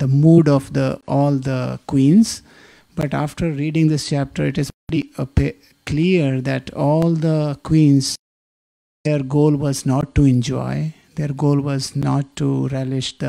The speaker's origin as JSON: {"language": "English", "country": "India", "tie": "born or raised there", "moved": "yes", "said": "we grew up in India"}